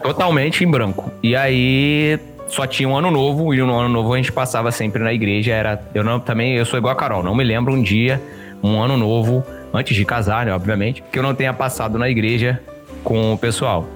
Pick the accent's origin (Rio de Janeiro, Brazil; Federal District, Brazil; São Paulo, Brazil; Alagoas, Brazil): Rio de Janeiro, Brazil; moved away as an adult; now in Belo Horizonte, Brazil; eu morei no Rio. Hoje eu moro em Belo Horizonte, mas eu morei a minha vida toda no Rio de Janeiro